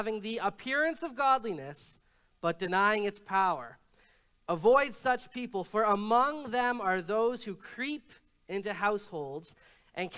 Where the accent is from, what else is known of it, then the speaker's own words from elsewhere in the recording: Canada; no, I'm not American, I'm Canadian